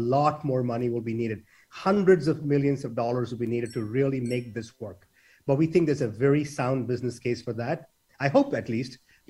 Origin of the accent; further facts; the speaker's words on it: India; now in United States; when I was a kid, many, many years ago, growing up in India